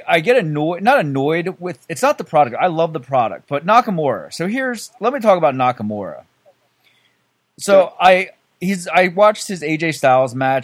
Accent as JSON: {"language": "English", "town": "Philadelphia", "region": "Pennsylvania", "country": "United States", "said": "I'm from Philly, I grew up with ECW"}